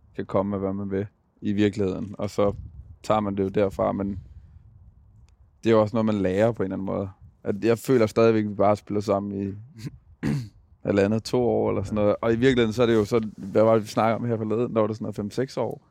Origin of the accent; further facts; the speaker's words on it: Gladsaxe, Capital Region of Denmark, Denmark; jeg er fra København. Jeg er født og opvokset ude i Gladsaxe